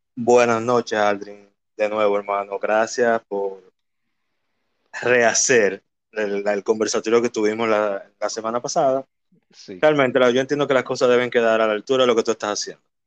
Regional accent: Santo Domingo, Distrito Nacional, Dominican Republic; Nací y me crié en Villaconsuelo, en específicamente en la calle Manuel Ubaldo Gómez

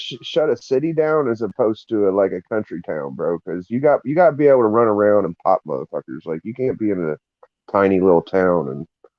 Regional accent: Appalachia, United States; I'm pretty sure I'm Appalachian, bro. I'm pretty sure I'm Appalachian.

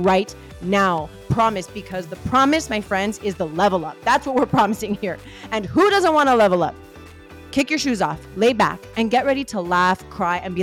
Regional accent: Miami, Florida, United States; I am a Miami girl and I love to show mad love to my South Florida roots.

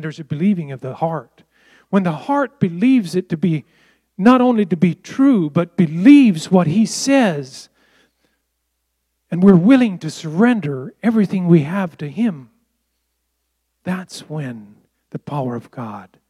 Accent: United States; I was raised in the Amish culture where we were separated from all this

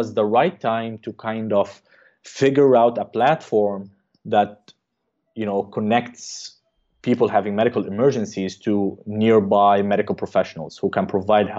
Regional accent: Qatar; moved away as an adult; also born or lived in Egypt / Baltimore, United States / Cleveland, United States; now in United States; I'm originally from Egypt, but I grew up in Qatar.

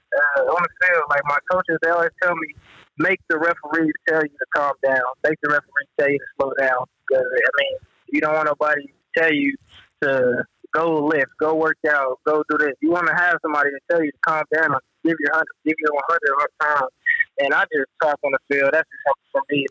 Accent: Missouri, United States; I'm from Missouri, and this is my home state

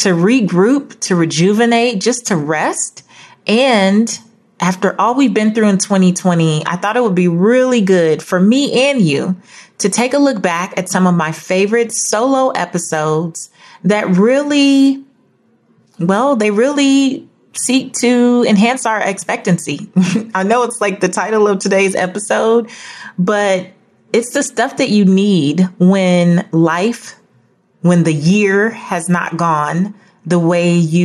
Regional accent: Los Angeles, California, United States; I grew up in South Central Los Angeles, not in the best neighborhood

